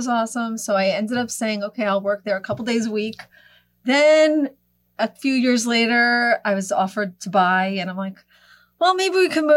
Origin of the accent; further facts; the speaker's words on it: Franklin Lakes, New Jersey, United States; moved away as an adult; now in Little Silver, United States; I'm originally from North Jersey, Bergen County